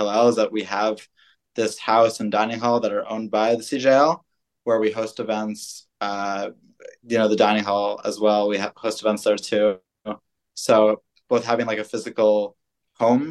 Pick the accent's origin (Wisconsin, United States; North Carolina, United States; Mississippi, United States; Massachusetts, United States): Massachusetts, United States; Boston; I'm originally from Boston.